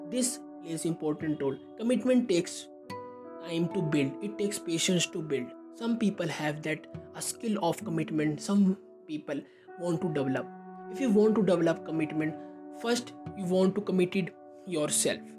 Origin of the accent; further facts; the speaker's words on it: India; I am from India.